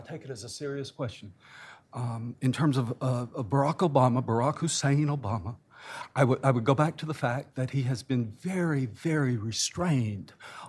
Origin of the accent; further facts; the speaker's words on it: Arkansas, United States; I come from Arkansas.